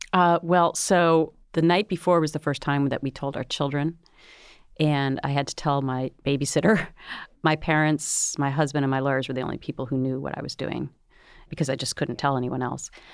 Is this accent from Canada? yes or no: no; Minnesota, United States; I grew up in Minnesota where it's Minnesota nice